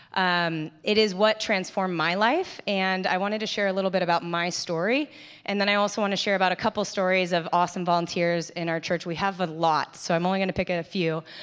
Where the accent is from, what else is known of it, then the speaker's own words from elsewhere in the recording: Carlsbad, California, United States; I grew up in Carlsbad. I'm, grew up right down the street, grew up in this church.